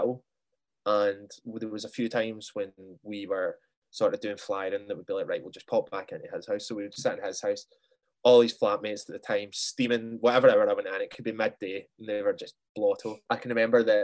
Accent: Bellshill, Scotland, United Kingdom; moved away as an adult; also born or lived in Aberdeen; now in Glasgow, United Kingdom; I'm originally from, see, if you keep going east of Glasgow, there's a place called Bells Hill

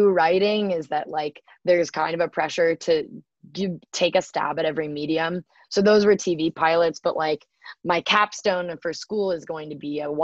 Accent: Bay Area, California, United States; growing up in the Bay Area

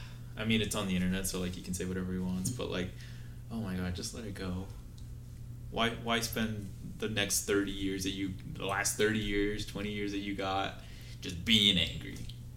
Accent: Utah, United States; we're from Utah versus this old man.

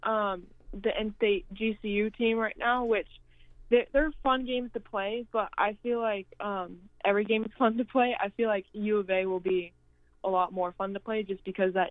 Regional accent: Arizona, United States; I'm from Arizona

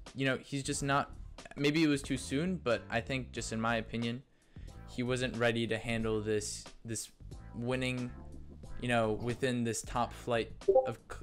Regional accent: New York, United States; we're both from New York

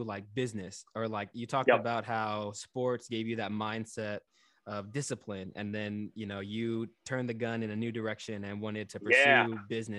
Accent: Texas, United States; now in New York City, United States; I grew up in Texas, so I grew up in the South.

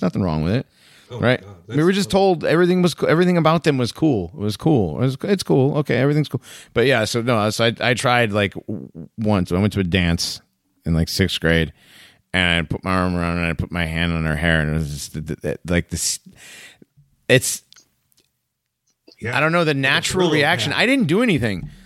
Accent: Hartford, Connecticut, United States; moved away; also born or lived in Greenville, South Carolina; growing up in Hartford and Greenville, South Carolina, and like going to mostly black schools

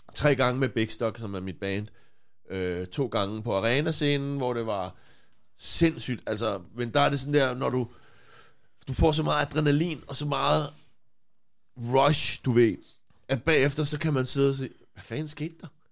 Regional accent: Copenhagen, Capital Region of Denmark, Denmark; jeg voksede op på Christianshavn

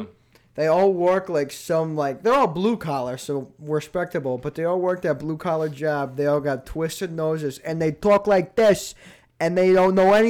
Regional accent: Rhode Island, United States; we have such a small state.

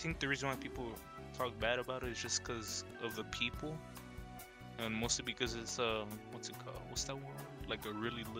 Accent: San Diego, California, United States; we're from Cali. San Diego. Dago. We're from Dago.

